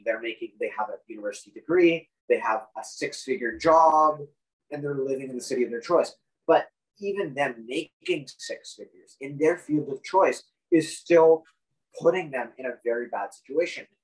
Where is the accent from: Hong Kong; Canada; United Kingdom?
Canada